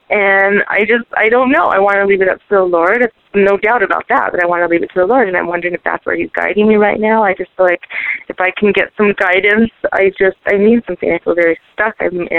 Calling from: Santa Fe, New Mexico, United States; I'm calling from Santa Fe, New Mexico.

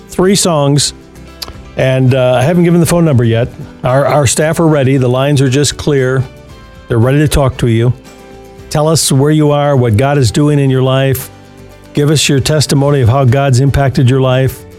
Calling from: Phoenix, Arizona, United States; I'm calling from Phoenix, Arizona

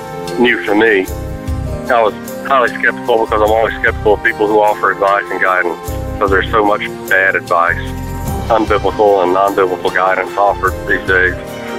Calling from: Central Alabama, United States; I'm calling from Central Alabama.

